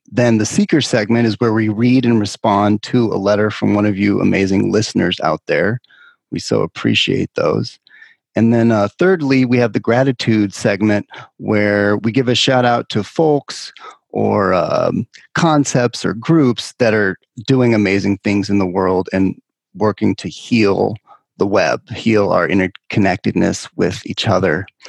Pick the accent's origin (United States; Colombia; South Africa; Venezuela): United States; California; my home state of California